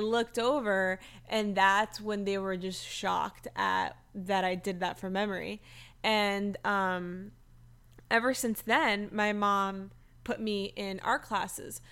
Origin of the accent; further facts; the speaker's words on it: South Florida, United States; I'm born and raised in South Florida